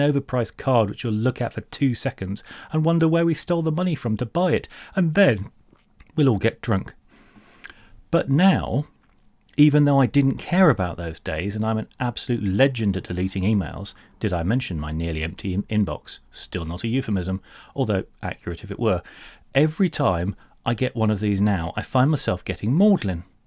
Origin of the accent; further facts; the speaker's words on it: United Kingdom; I'm solid British